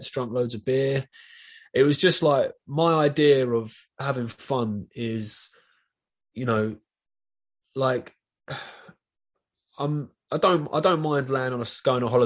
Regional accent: London, United Kingdom; accent: Southeast London; I'm from Southeast London. This is a London accent. It's a Southeast London accent

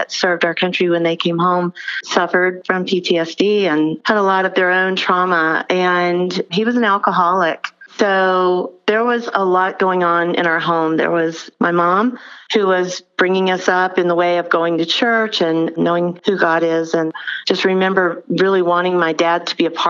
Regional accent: Albany, Georgia, United States; I'm from Albany, Georgia

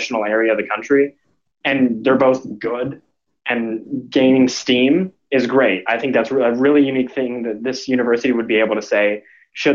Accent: Plano, Texas, United States; Plano, my hometown

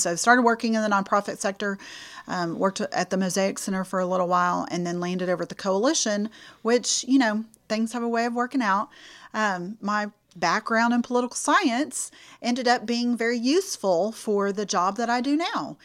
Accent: Houston, Texas, United States; moved away as an adult; now in Lufkin, United States; I am originally from the Clear Lake area, south of Houston

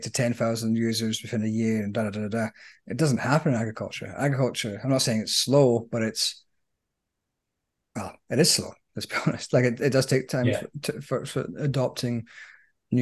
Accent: Scotland, United Kingdom; as a Scotsman

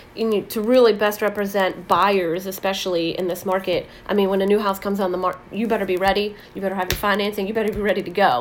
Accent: Saxonburg, Pennsylvania, United States; Saxonburg, my hometown where I grew up

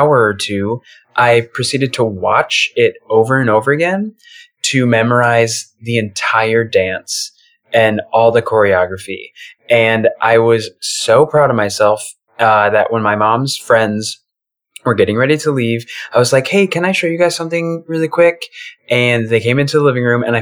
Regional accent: Michigan, United States; moved away as an adult; also born or lived in Joplin, Missouri; now in Chicago, United States; I grew up in Michigan

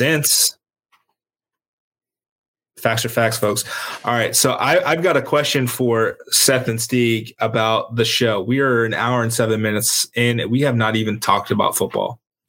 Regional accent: Ireland; Yeah, as an Irishman, I'm a Manchester United fan, so I've got my own issues with rooting for an English team

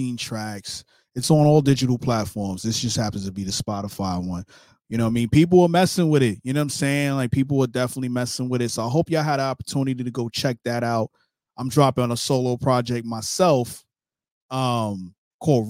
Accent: New York City, New York, United States; I'm from Brooklyn, New York

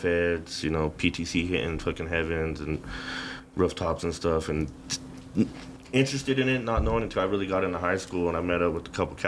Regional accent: Denver, Colorado, United States; I grew up in Southside Denver

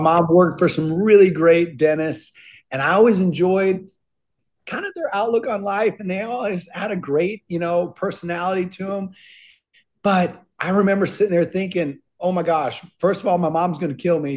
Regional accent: Minnesota, United States; I grew up in Minnesota

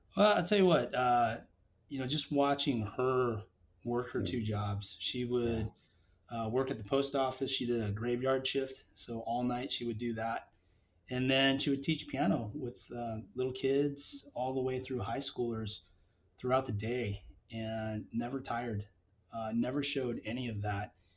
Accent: Las Vegas, Nevada, United States; also born or lived in Palo Alto, California; now in Seattle, United States; I grew up uh, in Las Vegas

